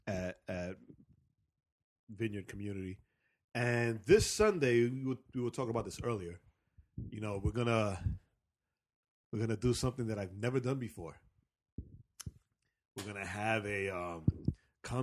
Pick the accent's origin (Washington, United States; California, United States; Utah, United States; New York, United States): New York, United States; also born or lived in Marietta, Georgia; now in Georgia, United States; me as a New Yorker.